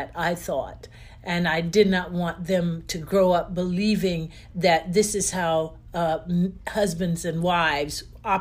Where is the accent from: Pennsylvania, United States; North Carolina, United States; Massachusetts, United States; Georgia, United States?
North Carolina, United States; Wilson; born or raised there; moved away as an adult